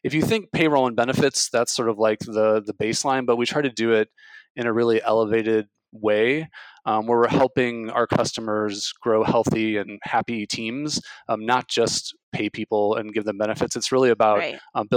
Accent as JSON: {"language": "English", "region": "Illinois", "country": "United States", "tie": "born or raised there", "said": "I grew up in the Midwest in Illinois"}